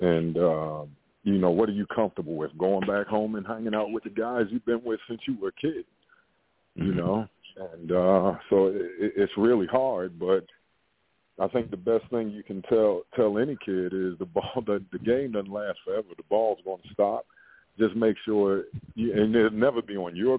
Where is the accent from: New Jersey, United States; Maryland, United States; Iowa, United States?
Maryland, United States; Baltimore; I'm from West Baltimore